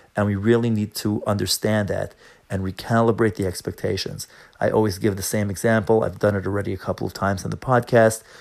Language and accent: English; New York, United States; I'm from New York